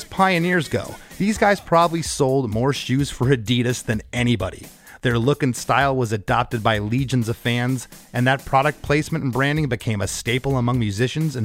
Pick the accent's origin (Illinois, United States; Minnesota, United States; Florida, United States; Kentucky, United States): Florida, United States; about 100 miles south of Tampa; also born or lived in Gainesville, Florida; I grew up about 100 miles south of Tampa